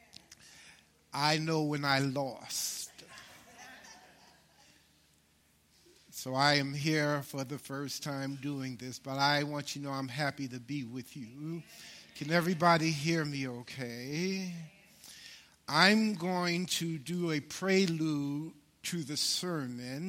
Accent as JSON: {"language": "English", "town": "New York City", "region": "New York", "country": "United States", "tie": "born or raised there", "said": "I grew up in Harlem, New York."}